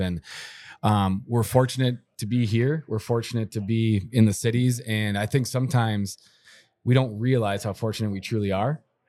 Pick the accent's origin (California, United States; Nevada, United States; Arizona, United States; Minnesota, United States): Minnesota, United States; Woodbury; growing up in Woodbury my whole life